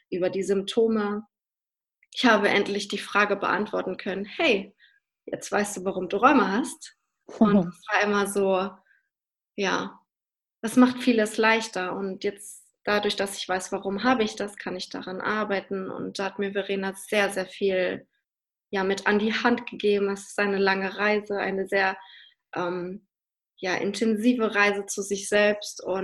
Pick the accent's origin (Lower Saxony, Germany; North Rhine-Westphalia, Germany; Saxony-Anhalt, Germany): Lower Saxony, Germany; Hannover; ich komme halt aus Hannover bin da ja bis zum 18. Lebensjahr betreut worden